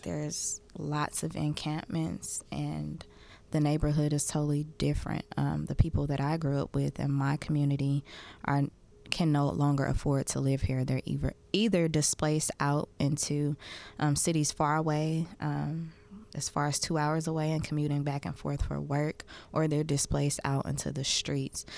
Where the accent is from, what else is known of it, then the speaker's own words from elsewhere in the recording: Oakland, California, United States; growing up in Oakland